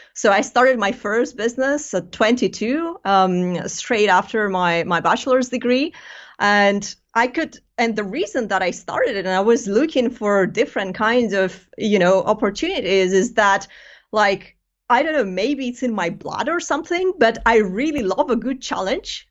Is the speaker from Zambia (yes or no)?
no; Greece; moved away as an adult; now in United Kingdom; I'm, I'm originally from Greece